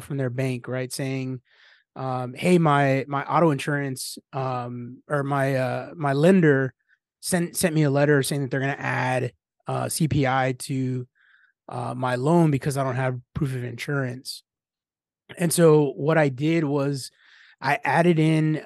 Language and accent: English; San Antonio, Texas, United States; I'm from San Antonio, Texas